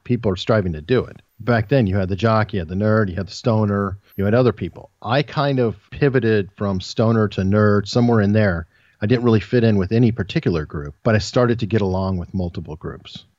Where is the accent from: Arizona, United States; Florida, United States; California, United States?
Arizona, United States; Tucson; now in Hampton Roads, Virginia, United States; I was born and raised in Tucson, Arizona